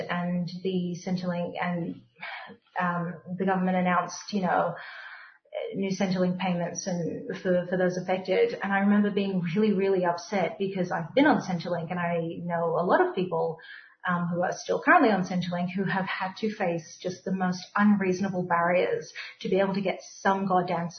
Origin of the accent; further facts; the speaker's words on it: Melbourne, Victoria, Australia; I grew up on the Carlton Estates